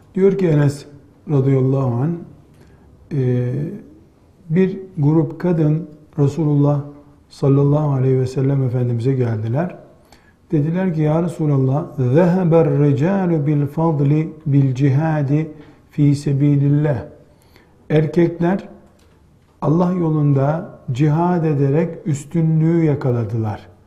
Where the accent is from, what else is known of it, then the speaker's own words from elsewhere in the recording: Black Sea Region, Turkey; bizim yine Karadeniz deyimiyle